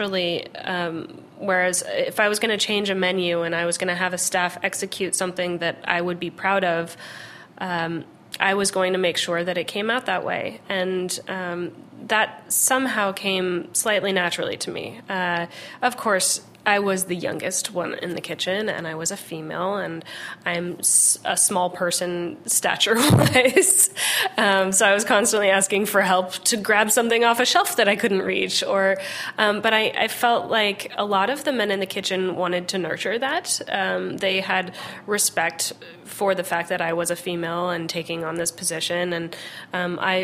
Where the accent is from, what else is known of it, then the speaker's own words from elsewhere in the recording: Los Angeles, California, United States; I grew up in Los Angeles, where you know, my whole childhood I spent going to farmers markets